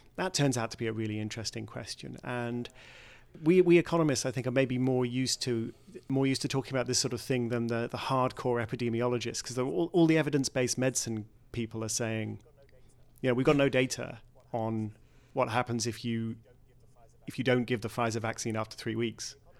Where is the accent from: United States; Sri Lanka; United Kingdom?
United Kingdom; in my home country, Brexit